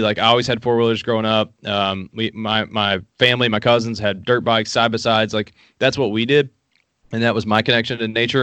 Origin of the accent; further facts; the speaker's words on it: Appalachia, Southeastern Kentucky, United States; I shot my first gun at six years old in Southeastern Kentucky. I grew up in Appalachia